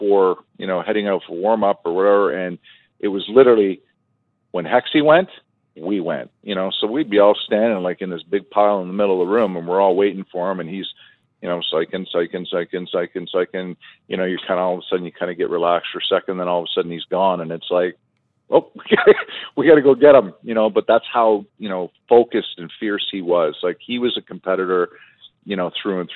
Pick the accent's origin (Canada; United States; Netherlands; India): Canada; Toronto, Ontario; my younger brother played with Eric growing up in Toronto, you know, in our minor hockey, you know, circles